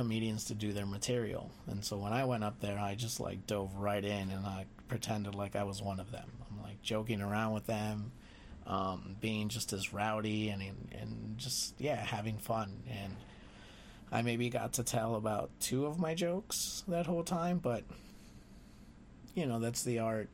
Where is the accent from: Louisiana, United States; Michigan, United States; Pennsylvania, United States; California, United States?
California, United States; Los Angeles; moved away; also born or lived in New Orleans; growing up Mexican and how, like, growing up in East